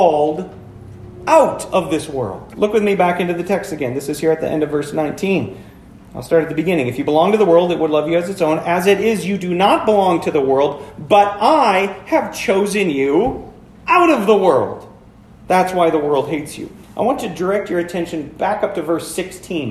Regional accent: Florence, Wisconsin, United States; moved away; I grew up over in Florence

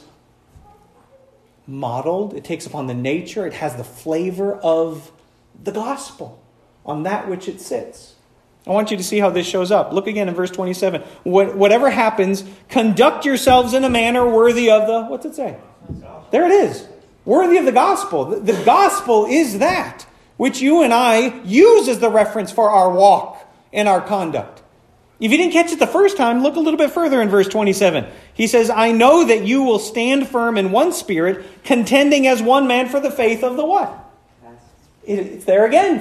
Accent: United States; I'm an American

